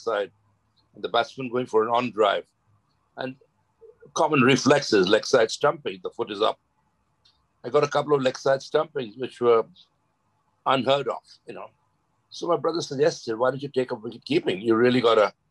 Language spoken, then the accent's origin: English; Mumbai, Maharashtra, India; moved away as an adult; also born or lived in Lancashire; I was born in Dadar Parsi Colony, and played for the local Dadar Parsi Colony Cricket Club